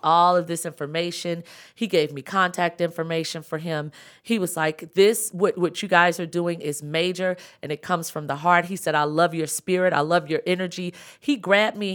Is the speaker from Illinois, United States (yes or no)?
yes; Chicago, Illinois, United States; moved away as an adult; also born or lived in Atlanta; I'm from Chicago, South Side